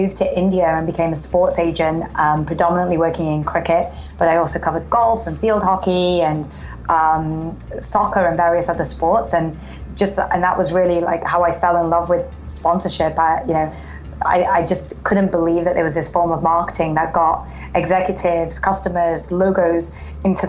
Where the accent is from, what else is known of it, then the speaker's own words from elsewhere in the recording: Manchester, North West England, United Kingdom; moved away; also born or lived in Oxford; So I was born and raised in England, grew up in Manchester.